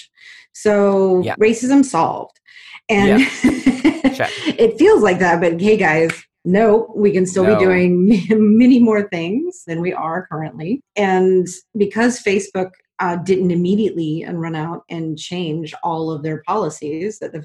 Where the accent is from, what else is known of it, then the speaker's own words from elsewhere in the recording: Georgia, United States; growing up in the South, in Georgia